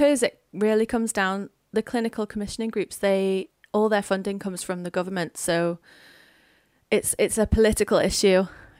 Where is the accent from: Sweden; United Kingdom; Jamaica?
United Kingdom; Wirral, North West England; now in Wales, United Kingdom; we live in Wales now, but I'm from England. I'm from the northwest in Wirral